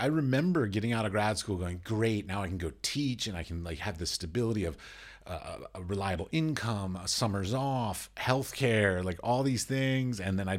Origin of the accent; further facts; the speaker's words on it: United States; moved away as an adult; also born or lived in Middle East; now in Prague, Czech Republic; I was born and raised and educated in America. And then I've since then traveled a lot. I've gone to Belize. I've gone to the Middle East. I lived in the Middle East. I've gone to Asia. I've gone all over Europe.